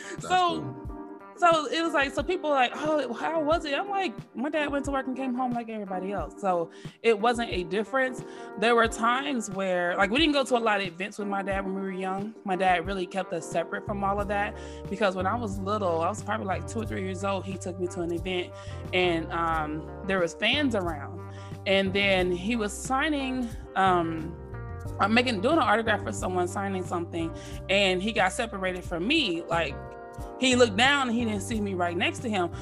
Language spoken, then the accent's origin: English; Dallas, Texas, United States; accent: Texas twang; also born or lived in San Jose, California; I was born in San Jose, California. I'm a Cali girl, but I was raised in Texas.